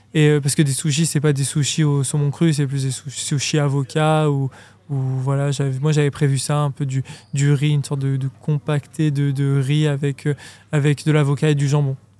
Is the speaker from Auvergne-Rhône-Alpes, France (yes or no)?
yes; Grenoble, Auvergne-Rhône-Alpes, France; je viens de Grenoble, j'ai de la montagne tout autour de moi